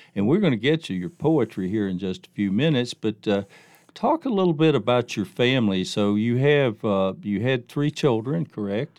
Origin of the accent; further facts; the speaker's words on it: the South, United States; growing up in the South